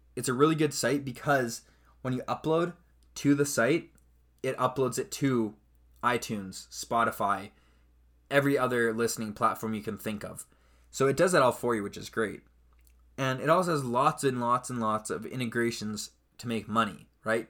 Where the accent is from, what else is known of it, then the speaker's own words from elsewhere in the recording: Canada; I'm Canadian